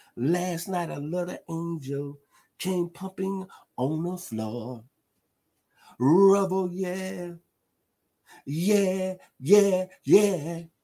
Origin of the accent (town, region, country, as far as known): Memphis, Tennessee, United States; now in South Georgia, United States